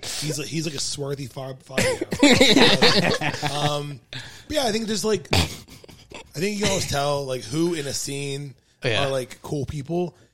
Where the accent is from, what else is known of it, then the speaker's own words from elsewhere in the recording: Pittsburgh, Pennsylvania, United States; "I'm from Pittsburgh.